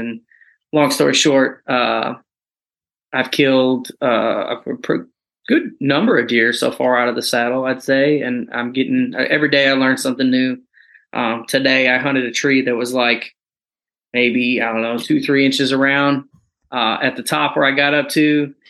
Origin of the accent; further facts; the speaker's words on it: Western New York, United States; moved away as an adult; now in Fort Campbell, United States; I am from Western New York. We grew up hunting nothing but state land.